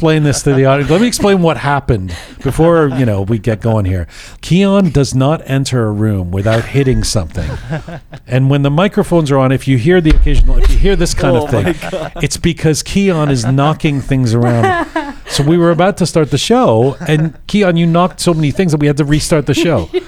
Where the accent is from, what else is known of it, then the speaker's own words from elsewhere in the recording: England, United Kingdom; I was born in England